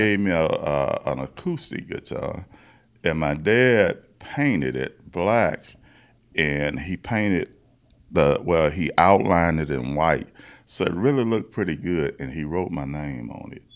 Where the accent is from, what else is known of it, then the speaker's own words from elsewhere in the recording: Baton Rouge, Louisiana, United States; I'm from Baton Rouge, Louisiana